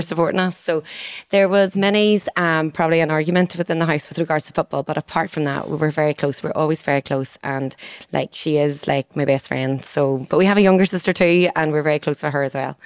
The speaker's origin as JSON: {"language": "English", "town": "Moneymore", "region": "Northern Ireland", "country": "United Kingdom", "said": "I'm from Moneymore, and then I didn't move too far away from Moneymore in the fact that I still live there."}